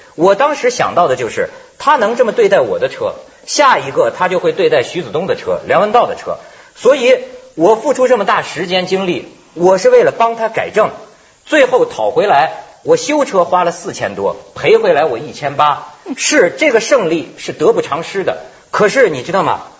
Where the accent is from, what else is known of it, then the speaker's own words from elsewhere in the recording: China; 我作为中国人啊